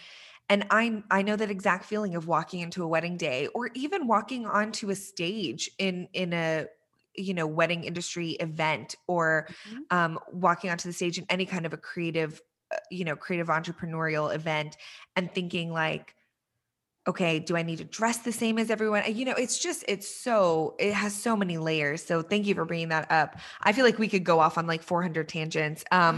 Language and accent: English; Iran; born there; I mentioned to you when we were chatting earlier that I was born in Iran